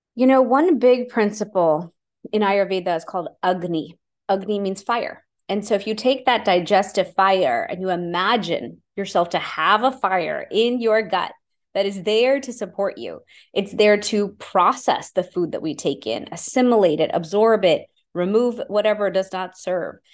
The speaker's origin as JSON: {"language": "English", "town": "Houston", "region": "Texas", "country": "United States", "tie": "born or raised there", "said": "I grew up in Houston, Texas, growing up in a normal immigrant family"}